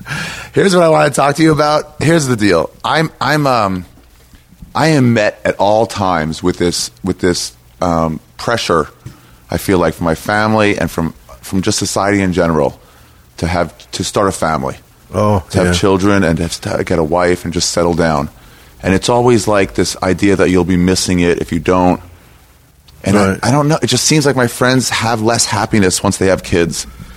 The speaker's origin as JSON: {"language": "English", "town": "Silver Spring", "region": "Maryland", "country": "United States", "tie": "born or raised there", "said": "Grew up in Maryland, outside D.C. What town? Silver Spring."}